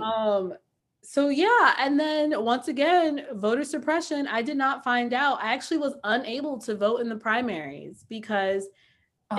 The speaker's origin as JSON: {"language": "English", "town": "New York City", "region": "New York", "country": "United States", "tie": "born or raised there", "said": "growing up in New York City"}